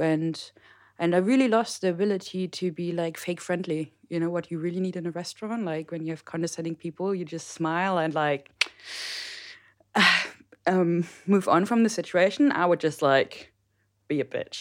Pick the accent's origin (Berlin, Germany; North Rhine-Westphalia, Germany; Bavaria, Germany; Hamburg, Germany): North Rhine-Westphalia, Germany; Mönchengladbach; moved away as an adult; also born or lived in Mosel; now in Rheinhessen, Germany; I am from the beautiful Howard Town off Mönchengladbach